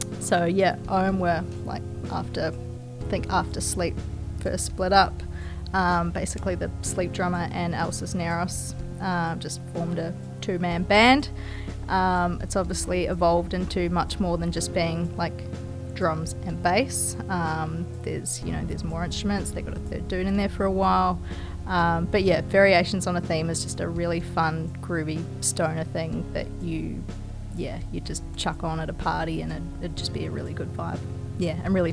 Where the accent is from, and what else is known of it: New Zealand; born or raised there